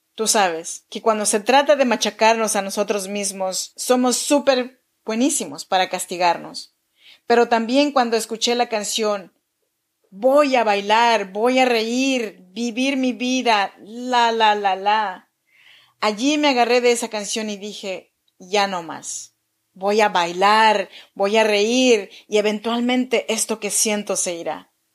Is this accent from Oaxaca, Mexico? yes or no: yes; Chinantla region, Oaxaca, Mexico; Yo soy mexicana, oaxaqueña, de la región chinanteca